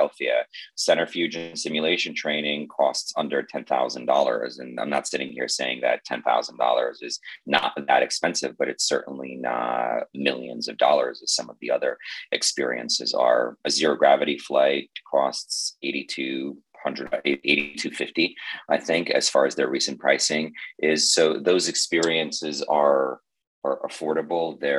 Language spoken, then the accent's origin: English; Moscow, Russia; moved away; I was born in Moscow